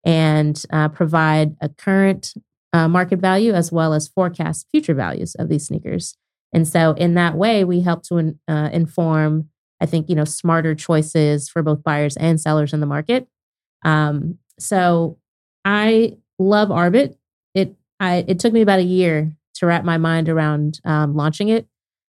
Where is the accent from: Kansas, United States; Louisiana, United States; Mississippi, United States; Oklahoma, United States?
Oklahoma, United States; Lawton; To summarize, I grew up in Oklahoma, middle school and high school in Lawton, Oklahoma.